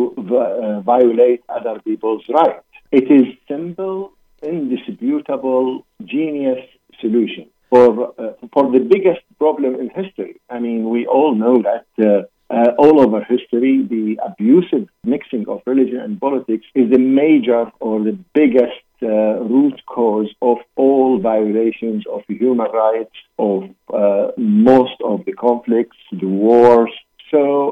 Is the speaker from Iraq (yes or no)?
yes; Iraq; moved away; I'm originally from Iraq